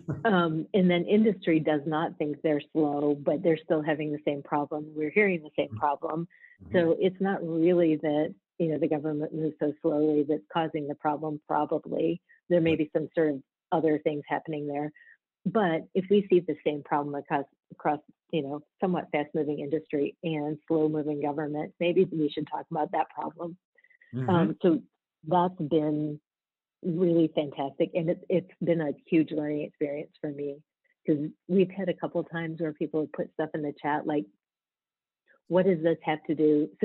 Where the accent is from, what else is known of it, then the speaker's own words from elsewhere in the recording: rural Michigan, United States; moved away as an adult; also born or lived in Atlanta / the Bronx; I grew up in rural Michigan